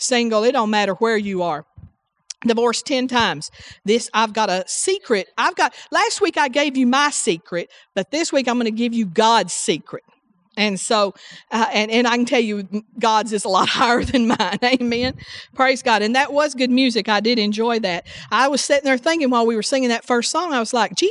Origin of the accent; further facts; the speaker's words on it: the South, United States; I'm from the South